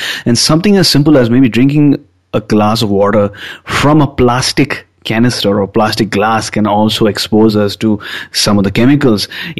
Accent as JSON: {"language": "English", "country": "India", "moved": "yes", "lives_now": "Vancouver, Canada", "said": "I'm from India, but I have identified Vancouver as this place that has called me here for a particular mission, and I'm loving my experience here."}